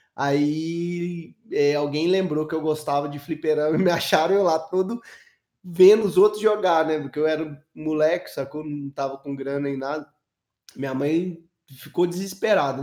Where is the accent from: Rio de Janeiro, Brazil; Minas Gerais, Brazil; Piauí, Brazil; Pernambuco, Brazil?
Minas Gerais, Brazil; Belo Horizonte; eu sou de Minas